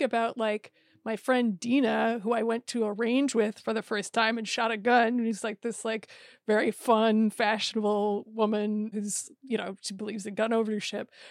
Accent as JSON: {"language": "English", "region": "Iowa", "country": "United States", "tie": "born or raised there", "said": "I grew up in Iowa"}